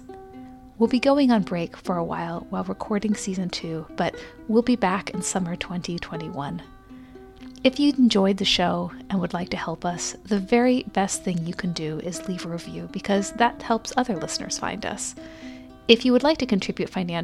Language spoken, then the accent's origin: English; Bloomington, Indiana, United States; my hometown in Bloomington, Indiana